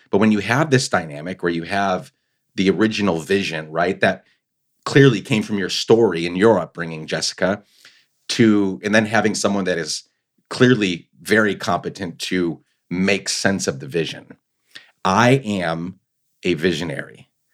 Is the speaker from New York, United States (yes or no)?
yes; New York, United States; moved away; I grew up in New York